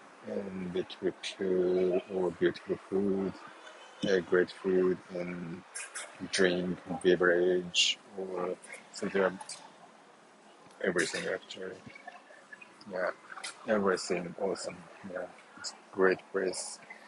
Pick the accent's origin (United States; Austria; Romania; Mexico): Mexico; I'm from Mexico, here in Los Cabos.